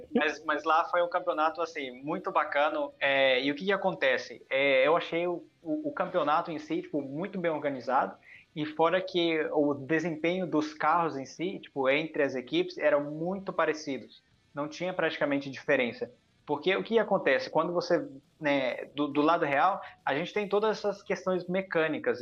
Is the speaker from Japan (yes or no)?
yes; Japan; moved away; eu nasci no Japão